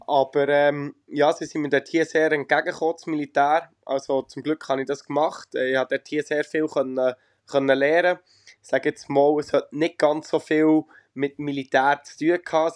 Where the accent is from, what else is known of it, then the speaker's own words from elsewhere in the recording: Rohrbach, Bern, Switzerland; bin gerade daheim in Rohrbach in der Schweiz, äh, ja. wo ich aufgewachsen bin und auch lebe, wenn ich daheim bin